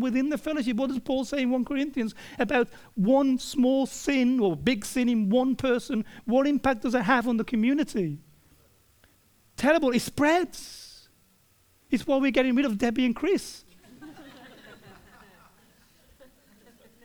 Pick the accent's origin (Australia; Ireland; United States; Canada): Australia; we as Australian people